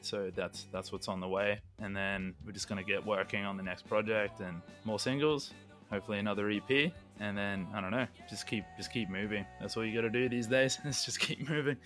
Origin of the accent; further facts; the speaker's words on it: Queensland, Australia; we're we're from Queensland